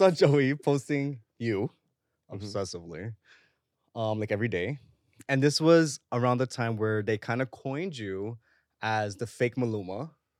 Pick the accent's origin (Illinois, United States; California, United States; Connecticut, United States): Connecticut, United States; I'm from Connecticut, so I get it.